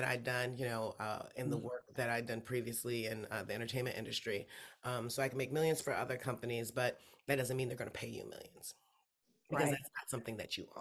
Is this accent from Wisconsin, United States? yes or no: no; Detroit, Michigan, United States; also born or lived in Grand Rapids, Michigan; I was born in literally in Detroit on the west side. And I lived there until I was 10. And then I moved up to Grand Rapids in Michigan.